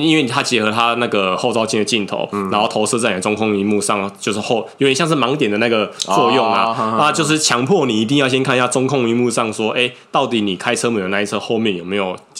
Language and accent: Chinese; Taiwan; 我们台湾人